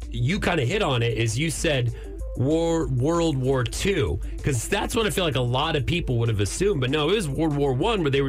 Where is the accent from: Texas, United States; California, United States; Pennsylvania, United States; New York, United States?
Texas, United States; Amarillo; my hometown of Amarillo